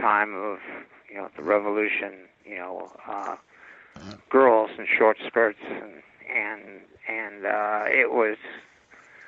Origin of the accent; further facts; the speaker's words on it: Los Angeles, California, United States; I grew up in West Los Angeles